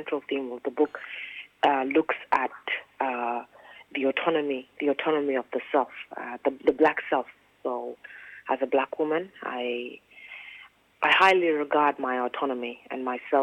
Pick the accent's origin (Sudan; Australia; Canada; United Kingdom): Sudan; Khartoum; moved away; also born or lived in South Sudan; I was born in Khartoum